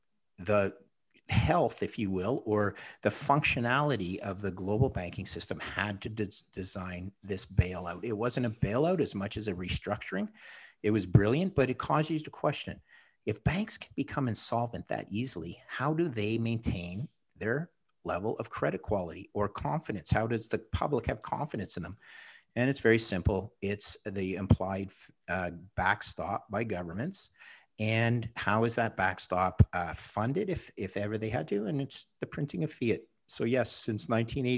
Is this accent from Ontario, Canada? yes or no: no; Montreal, Quebec, Canada; now in Toronto, Canada; I live in Toronto now, but my hometown's Montreal.